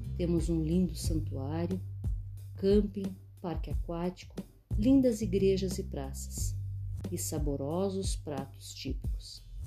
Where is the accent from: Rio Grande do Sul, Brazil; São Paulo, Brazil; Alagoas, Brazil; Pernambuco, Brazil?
Rio Grande do Sul, Brazil; Canguçu; lugar onde nasci, cresci e vivo até hoje, minha querida cidade de Canguçu